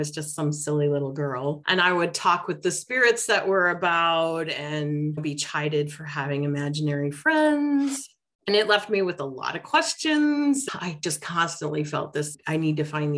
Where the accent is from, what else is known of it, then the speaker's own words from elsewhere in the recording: Detroit, Michigan, United States; I grew up in Detroit